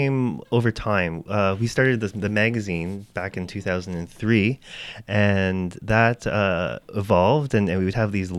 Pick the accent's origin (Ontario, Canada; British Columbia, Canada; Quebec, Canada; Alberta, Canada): Ontario, Canada; Windsor; now in Toronto, Canada; growing up in Windsor, Ontario. So 4 hours down the road from Toronto on the 401.